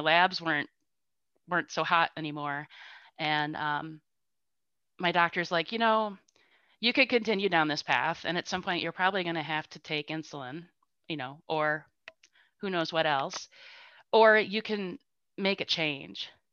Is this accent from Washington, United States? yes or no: no; Spring Green, Wisconsin, United States; I grew up and continue to live in Spring Green